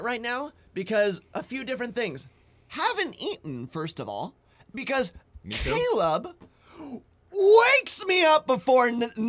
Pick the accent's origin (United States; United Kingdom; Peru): United Kingdom; Dude, I'm a British person.